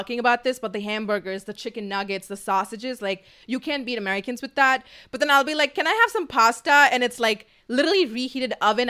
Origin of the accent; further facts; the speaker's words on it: Dubai, United Arab Emirates; now in Los Angeles, United States; I come from Dubai.